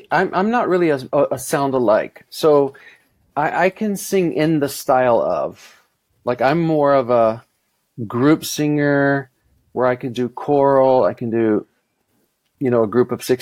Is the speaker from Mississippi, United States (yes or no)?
yes; Mississippi, United States; I, I grew up in the South, but I didn't sing country music at all growing up. You know, in Mississippi, you would think that's that's all we heard